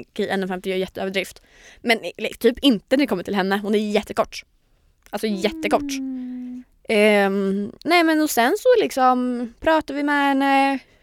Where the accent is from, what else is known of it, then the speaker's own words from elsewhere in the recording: Linköping, Östergötland, Sweden; moved away as an adult; now in Stockholm, Sweden; jag har ju haft en liten period när jag varit hemma i Linköping